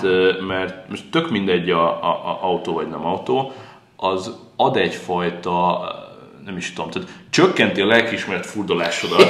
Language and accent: Hungarian; Pécs, Baranya, Hungary; én még pécsiként is